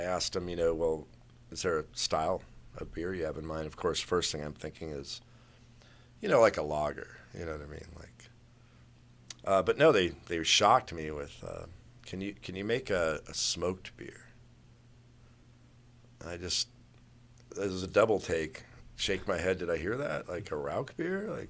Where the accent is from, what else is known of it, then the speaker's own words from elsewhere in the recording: West Coast, United States; now in Maryland, United States; I'm from the West Coast